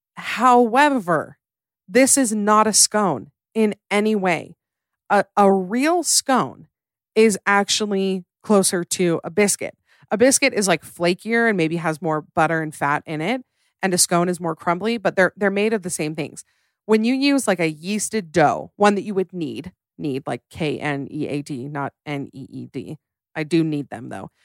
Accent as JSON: {"language": "English", "country": "United States", "said": "I am tragically American."}